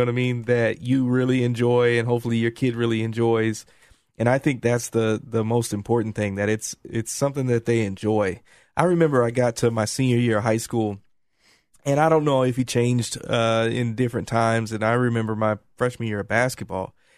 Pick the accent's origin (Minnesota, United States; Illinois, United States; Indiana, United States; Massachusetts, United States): Indiana, United States; moved away; I'm originally from Indiana